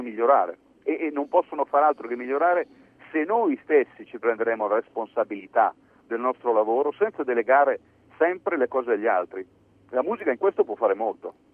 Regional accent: Piedmont, Italy; io sono, sono piemontese

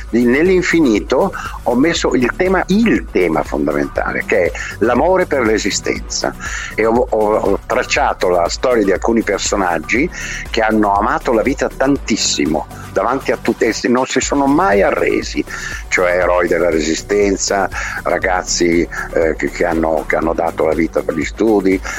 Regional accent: Milan, Lombardy, Italy; Io sono milanese tantissimo, sono interista ovviamente, e sono milanese, perché per tante ragioni, perché sono 75 anni che sono a Milano, 86

